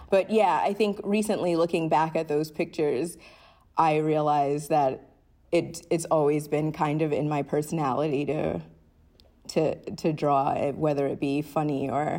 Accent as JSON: {"language": "English", "region": "Rhode Island", "country": "United States", "tie": "born or raised there", "said": "So memories of growing up in Rhode Island were probably smaller things than like big experiences"}